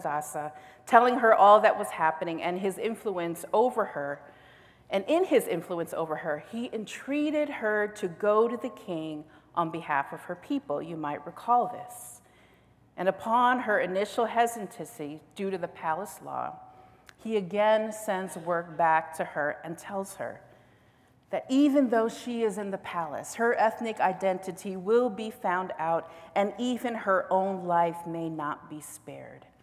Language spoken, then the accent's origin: English; United States; as an American within the context of this nation